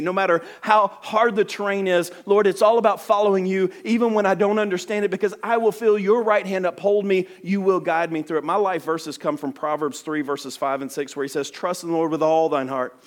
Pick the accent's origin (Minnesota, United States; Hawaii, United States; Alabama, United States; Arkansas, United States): Alabama, United States; I talk super fast, and I am from Alabama.